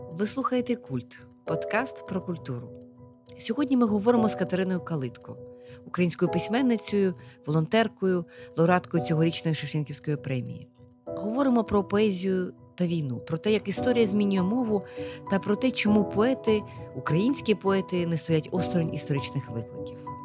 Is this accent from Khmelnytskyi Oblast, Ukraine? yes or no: yes; Kamianets-Podilskyi, Khmelnytskyi Oblast, Ukraine; now in Kyiv, Ukraine; Я теж людина з Поділля, я родом з Кам'янця-Подільського